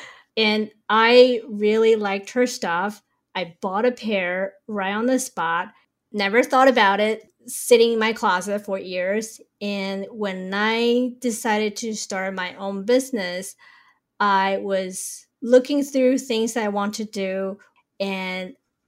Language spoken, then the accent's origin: English; Taiwan; also born or lived in New York; now in San Francisco, United States; I was born and raised in Taiwan, and I moved to New York with my family in 1992.